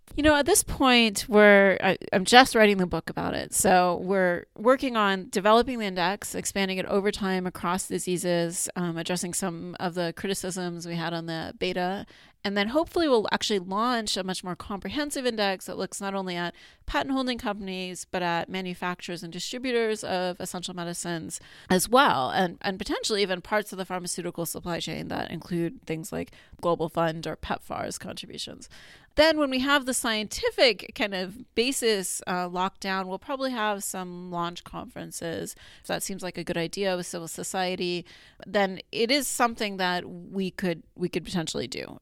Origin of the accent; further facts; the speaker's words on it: Colorado, United States; moved away as an adult; also born or lived in Arizona / Pittsburgh; now in Binghamton, United States; I grew up in Colorado